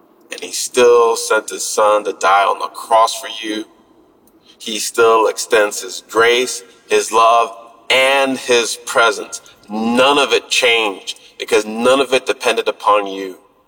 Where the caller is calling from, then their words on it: Florida, United States; out in Florida.